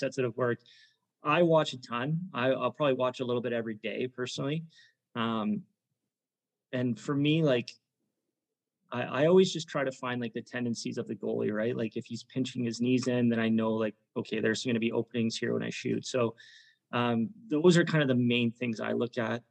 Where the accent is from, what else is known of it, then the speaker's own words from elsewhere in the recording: St. Catharines, Ontario, Canada; growing up in St. Catharines